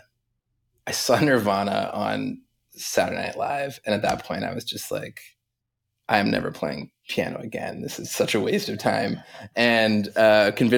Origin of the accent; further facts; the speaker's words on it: Halifax, Nova Scotia, Canada; I grew up in Halifax, Nova Scotia, on the east coast of Canada